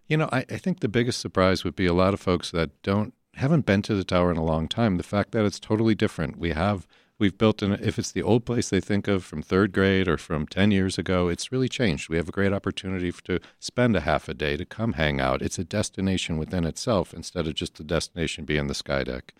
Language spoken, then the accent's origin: English; Chicago, Illinois, United States; we looked at this as Chicagoans